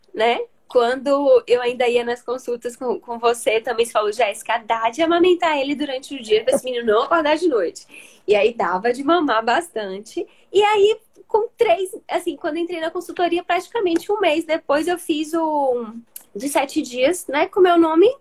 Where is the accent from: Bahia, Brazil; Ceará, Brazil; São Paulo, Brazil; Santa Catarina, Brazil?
Bahia, Brazil; Salvador; Moro, sou aqui de Salvador, conterrânea, né? De doutora Lari